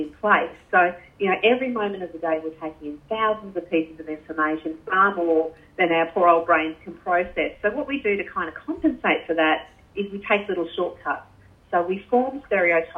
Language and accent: English; North Queensland, Australia; you and I are both from North Queensland